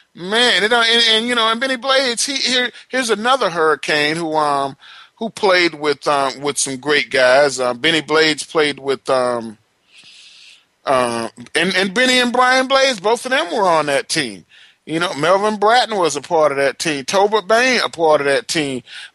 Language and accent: English; Palatka, Florida, United States; about 4 hours from where I grew up in Putnam County in Palatka, Florida.